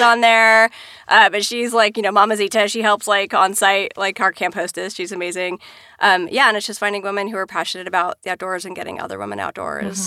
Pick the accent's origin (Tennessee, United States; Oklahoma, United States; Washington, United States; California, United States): Washington, United States; I grew up in Washington State and Mount Rainier is there